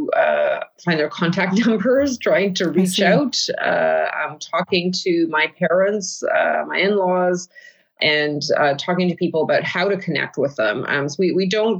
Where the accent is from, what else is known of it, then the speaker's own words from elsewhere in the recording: Canada; first language Ukrainian; English is a second language; I was born in Canada and I've lived all my life in Canada